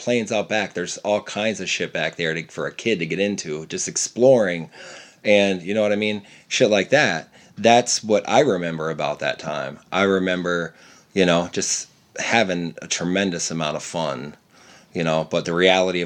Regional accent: Lancaster County, Pennsylvania, United States; moved away; also born or lived in Ypsilanti, Michigan; I was born and raised in Amish country, proudly. My Lancaster County, Pennsylvania.

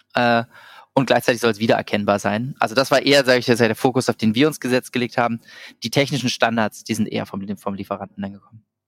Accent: Berlin, Germany; moved away as an adult; also born or lived in Vienna, Austria; ich komme ursprünglich aus Berlin

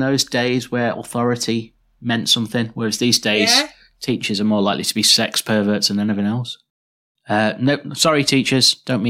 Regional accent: Liverpool, North West England, United Kingdom; we're all from Liverpool, so it's all Irish descent.

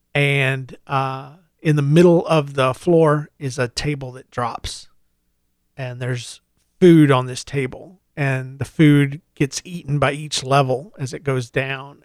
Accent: United States; now in Saint Louis, United States; being an American

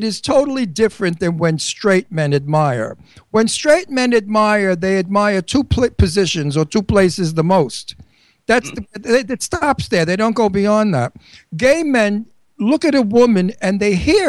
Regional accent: Long Island, New York, United States; now in Bucks County, Pennsylvania, United States; I'm from Long Island, New York

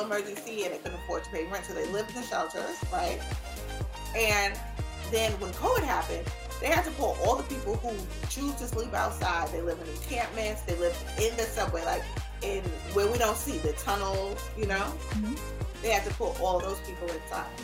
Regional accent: New York City, New York, United States; also born or lived in Los Angeles / Washington, D.C.; I am born and raised in New York.

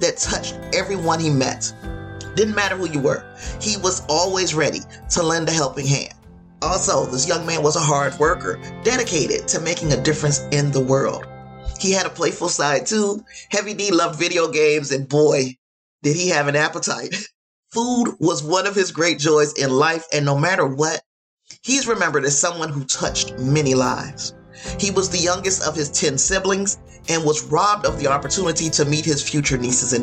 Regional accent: Gary, Indiana, United States; Indiana, of course, is my home state. I'm from Gary, Indiana

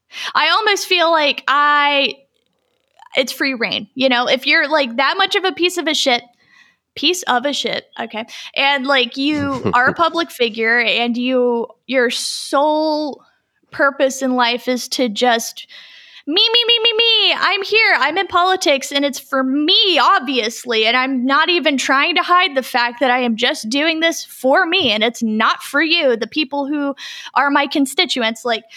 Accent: North Carolina, United States; she knows what she's talking about because we're from North Carolina, so we know exactly what that looks like.

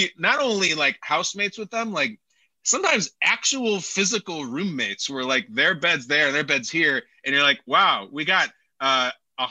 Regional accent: Chicago, Illinois, United States; my hometown of Chicago

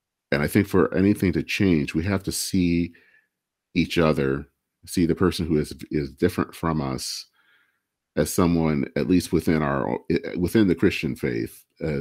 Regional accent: Michigan, United States; I hail from Michigan, and Dale Kildee was the person that represented my a part of the state

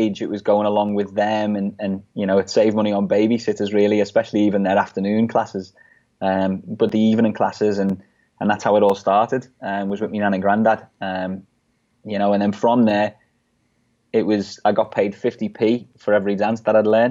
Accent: Liverpool, North West England, United Kingdom; growing up in Liverpool

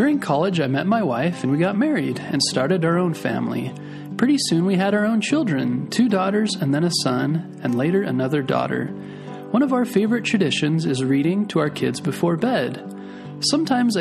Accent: Mesa, Arizona, United States; also born or lived in Gilbert, Arizona / California; I was born in Mesa, Arizona, and grew up in the towns of Mesa and Gilbert, but we lived in California while my dad was going to school

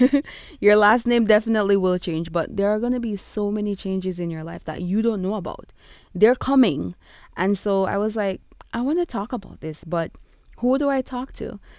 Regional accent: Kingston, Jamaica; accent: Kingstonian; I will be going with my Kingstonian accent at times

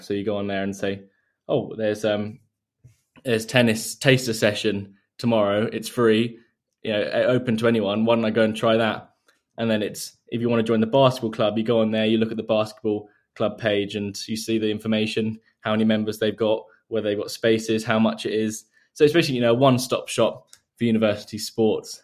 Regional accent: Surrey, South East England, United Kingdom; recently moved around ten minutes away from where I grew up, so I've always been in the, the same area

